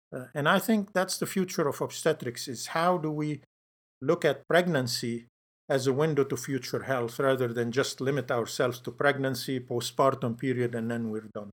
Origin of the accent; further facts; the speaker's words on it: Lebanon; moved away as an adult; I grew up in Lebanon, and so I went to medical school there.